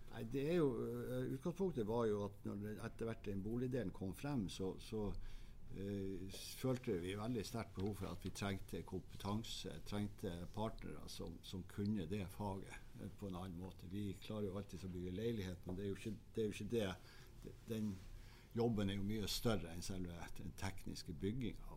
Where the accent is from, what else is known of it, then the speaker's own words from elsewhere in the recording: Harstad, Troms, Norway; also born or lived in Oslo; Jeg er jo harstadværing, født i Harstad